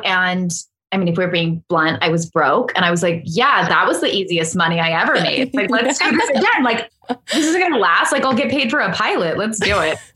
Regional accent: Laguna Beach, California, United States; I live in my hometown

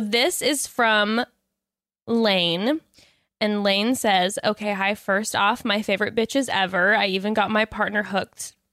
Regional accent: Orange County, Southern California, United States; I grew up in Orange County, um, Southern yeah, Orange County

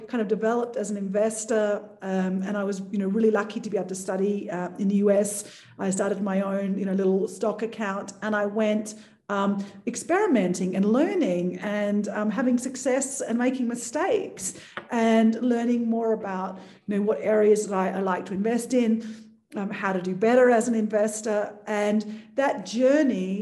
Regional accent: Australia; moved away as an adult; also born or lived in Thailand / Italy / United States; now in Mexico; I originally grew up in Australia

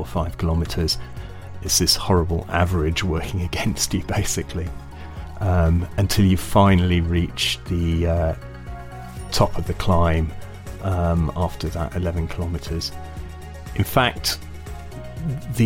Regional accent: United Kingdom; I'm British.

